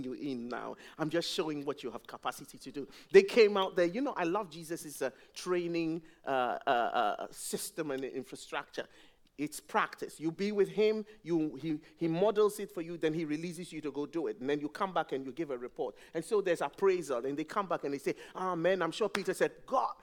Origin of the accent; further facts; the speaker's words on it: Ghana; now in England; When I first came to England, I'm from Ghana